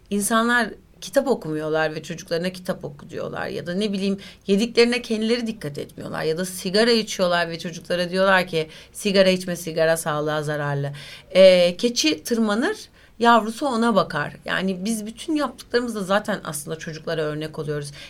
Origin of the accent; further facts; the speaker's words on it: Turkey; Sakin bir insanımdır. Öyle çok tasasızımdır yani tam bir Türk'üm. E, yani memleket insanıyım diyeyim.